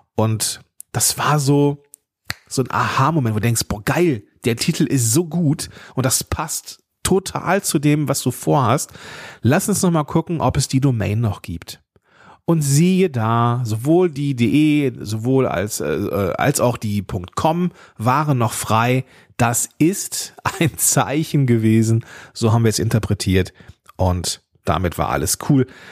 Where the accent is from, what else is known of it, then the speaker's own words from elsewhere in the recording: Germany; ich bin Deutscher